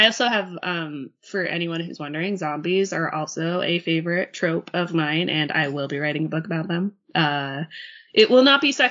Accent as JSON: {"language": "English", "region": "Utah", "country": "United States", "tie": "born or raised there", "moved": "yes", "said": "I grew up in Utah"}